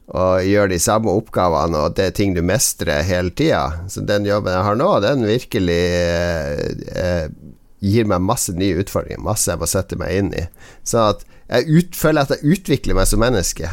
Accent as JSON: {"language": "Norwegian", "region": "Northern Norway", "country": "Norway", "said": "vi er nordlendinger"}